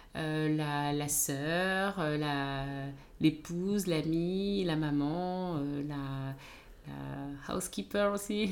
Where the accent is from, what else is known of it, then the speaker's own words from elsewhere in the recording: France; Je suis née en France, j'ai grandi en France